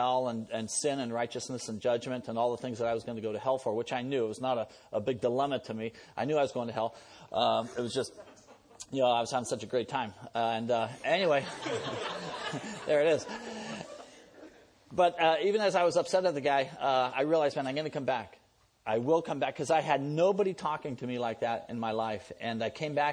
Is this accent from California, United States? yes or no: yes; San Diego, California, United States; also born or lived in San Francisco; was born in San Francisco, and my dad was in the Navy, and my mom was a Christian. My dad wasn't a Christian. He got transferred down to San Diego, and so I grew up down there